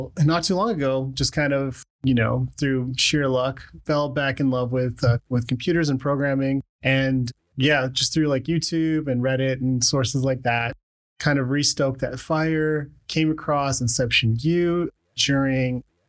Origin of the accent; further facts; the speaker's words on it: Calgary, Alberta, Canada; also born or lived in Khartoum, Sudan / Lethbridge, Canada; I was born in Sudan, Khartoum, Sudan, and my family emigrated to Canada when I was pretty young. So just like a little guy, and we came to Lethbridge originally. And yeah, just like a year or two after that, we moved to Calgary